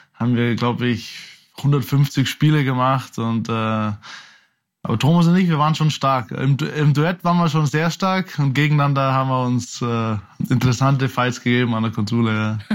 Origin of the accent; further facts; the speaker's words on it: Oberaudorf, Bavaria, Germany; also born or lived in Munich; dass ich eben aufgewachsen bin in Oberaudorf, dann bei Rosenheim gespielt habe, dann die, die meiste Zeit in München eben gelebt habe, habe ich mich immer als einer von uns Bayern eben halt auch gesehen